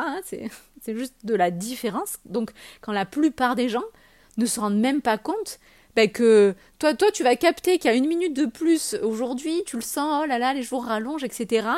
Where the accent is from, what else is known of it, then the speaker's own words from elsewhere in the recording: France; on est français